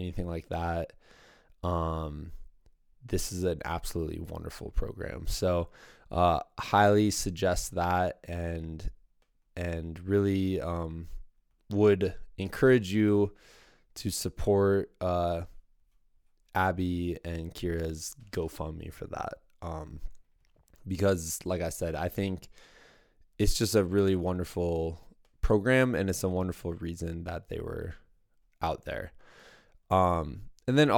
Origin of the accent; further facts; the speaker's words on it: Muscatine, Iowa, United States; my hometown, Muscatine, Iowa